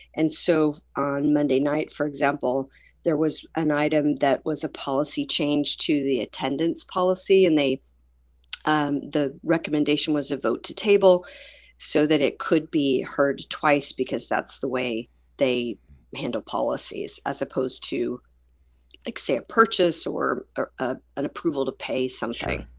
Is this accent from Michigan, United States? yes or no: no; Tulsa, Oklahoma, United States; this is my hometown. This is the s, the school district that raised me. I'm crazy mad in love with Tulsa